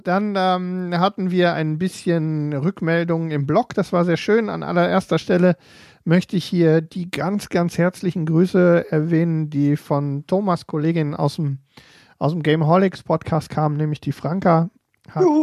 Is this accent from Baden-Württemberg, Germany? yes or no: no; Ruhr area, North Rhine-Westphalia, Germany; hier bei uns im Ruhrgebiet